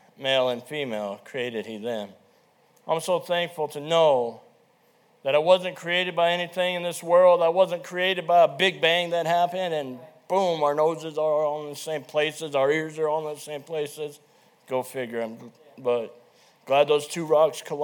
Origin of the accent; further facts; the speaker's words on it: Lead, South Dakota, United States; we grew up in Lead.